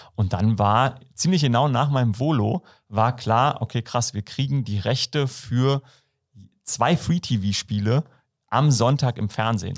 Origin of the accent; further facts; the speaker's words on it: about 20 km from Berlin, Brandenburg, Germany; accent: Berlin dialect; gerade bei so einem Ossi. Also ich bin äh, aus Brandenburg so ja, äh, ein Stück weg von Berlin, so 20 Kilometer